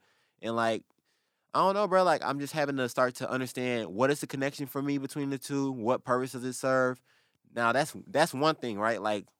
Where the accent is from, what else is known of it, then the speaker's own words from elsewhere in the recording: the South, United States; But I also feel like some weird comfort, like cultural comfort, because we're from the South, right?